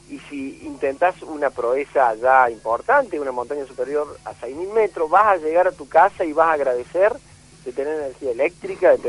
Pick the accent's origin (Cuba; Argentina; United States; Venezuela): Argentina; para no olvidarse eh, dónde estamos eh, viviendo, que somos argentinos, que tenemos la cordillera más bella del mundo